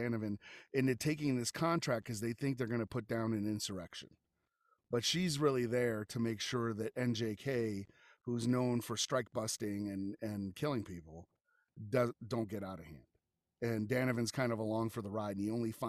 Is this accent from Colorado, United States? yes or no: yes; Colorado Springs, Colorado, United States; I am from Colorado Springs. And so we are kind of still the Old West